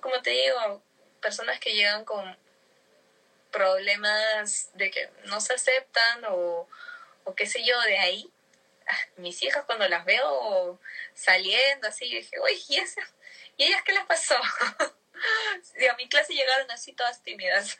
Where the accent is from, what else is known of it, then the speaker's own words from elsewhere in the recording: Lima, Peru; yo crecí en Surco